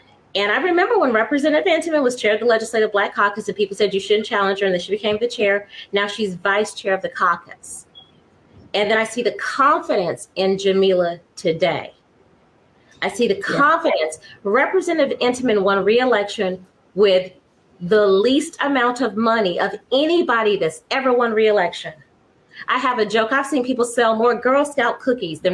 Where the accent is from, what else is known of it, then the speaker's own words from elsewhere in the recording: Florida, United States; moved away as an adult; also born or lived in the Northeast; now in Washington, United States; I moved here in 2016. I'm from Florida.